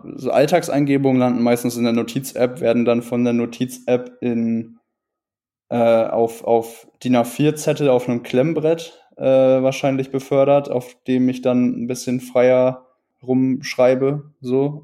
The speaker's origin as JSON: {"language": "German", "region": "Northern Germany", "country": "Germany", "said": "ich komme aus Norddeutschland"}